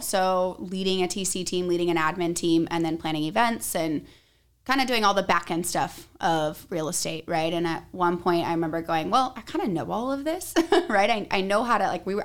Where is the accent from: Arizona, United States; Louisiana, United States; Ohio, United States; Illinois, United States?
Arizona, United States; I'm from Arizona